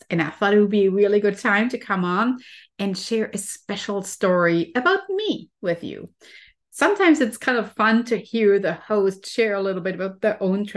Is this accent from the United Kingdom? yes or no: no; Germany; moved away; I'm originally from Germany, and trees are definitely a very common thing there. I always used to go to a forest when I was a child